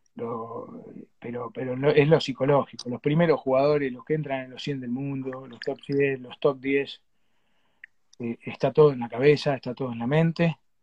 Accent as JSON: {"language": "Spanish", "country": "Argentina", "said": "nosotros acá en Mar del Plata"}